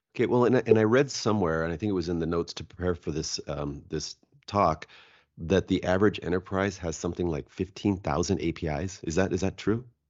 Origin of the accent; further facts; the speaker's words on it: Seattle, Washington, United States; I'm from Seattle